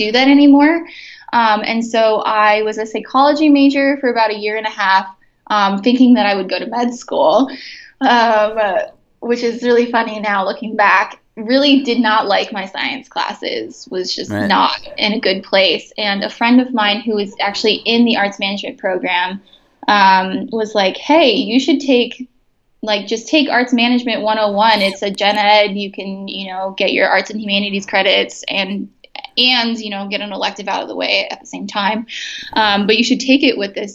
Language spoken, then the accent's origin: English; Chicago, Illinois, United States; moved away as an adult; also born or lived in Bloomington, Indiana; I'm from Chicago, so a lot of my applications are back in the city just because that's where my family is